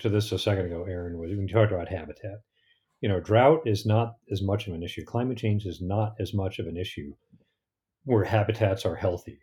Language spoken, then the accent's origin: English; Connecticut, United States; now in Idaho, United States; I grew up in Connecticut